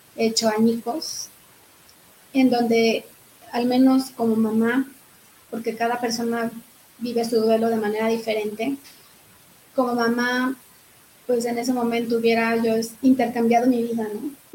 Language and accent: Spanish; Zacatecas, Mexico; now in Querétaro, Mexico; soy de Zacatecas, allá nací, allá está toda mi familia